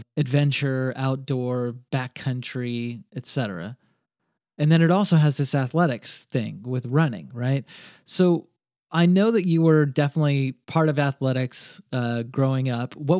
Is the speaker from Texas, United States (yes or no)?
yes; North Texas, United States; I grew up in North Texas